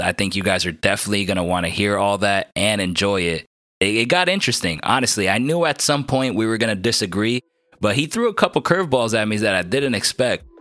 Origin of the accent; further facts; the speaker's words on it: New Jersey, United States; I'm from New Jersey